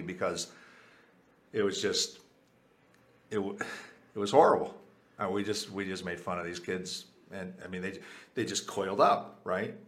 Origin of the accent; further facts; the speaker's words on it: United States; first language Spanish; English is a second language; my first language was Spanish. I was born in the U.S.